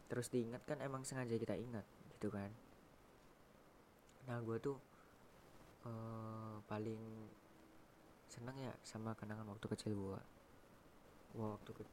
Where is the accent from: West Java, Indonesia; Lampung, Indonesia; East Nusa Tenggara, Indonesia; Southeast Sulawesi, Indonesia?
West Java, Indonesia; Cirebon; Gunung Ciremai Jawa Barat ya karena gua tuh orang Cirebon jadi ya gue yang dekat